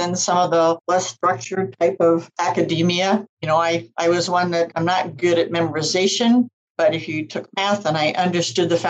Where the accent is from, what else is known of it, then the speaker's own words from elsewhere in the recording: Iowa, United States; moved away; I'm originally from Iowa.